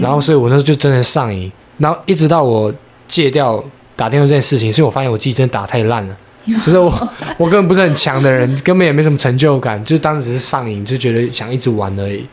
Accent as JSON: {"language": "Chinese", "region": "Taipei", "country": "Taiwan", "tie": "born or raised there", "also_born_or_lived": "Tainan", "said": "我家本身就台北，我也是从小在台北长大的"}